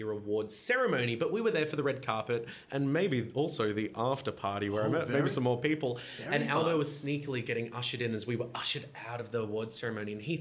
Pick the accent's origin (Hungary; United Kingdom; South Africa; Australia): Australia; also born or lived in Los Angeles, United States; I'm an Aussie